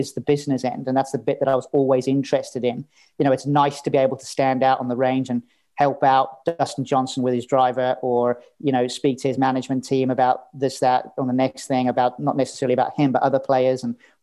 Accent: South Africa; moved away; I grew up in South Africa, arguably wrong side of the tracks

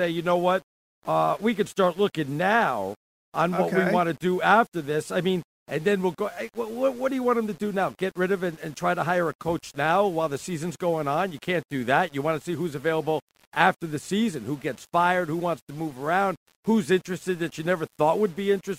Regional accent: The Bronx, New York, United States; because I'm from the Bronx, but I went to school in Arizona

